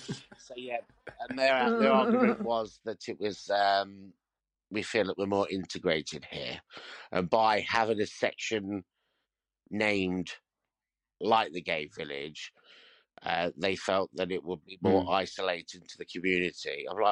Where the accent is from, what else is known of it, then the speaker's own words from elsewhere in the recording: Leicester, East Midlands, United Kingdom; But I'm coming from Leicester. I'm used to a nice cheap pint.